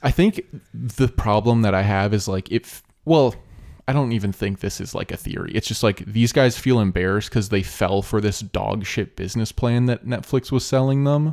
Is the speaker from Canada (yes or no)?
yes; Canada; we're Canadian